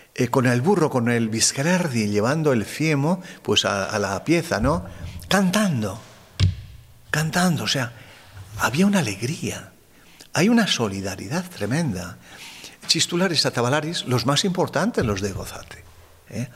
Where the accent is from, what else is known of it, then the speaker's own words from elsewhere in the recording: Arizcun, Navarre, Spain; also born or lived in Bozate; yo nací en Arizcun